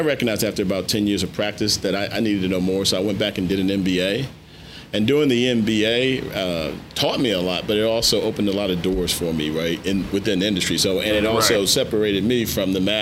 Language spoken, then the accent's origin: English; Washington, District of Columbia, United States; I grew up in Washington D.C.